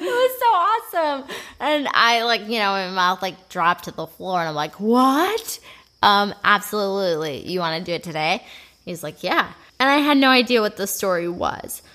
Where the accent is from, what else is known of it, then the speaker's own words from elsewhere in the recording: Bemidji, Minnesota, United States; I am from Bemidji, Minnesota. It's a great place in northern Minnesota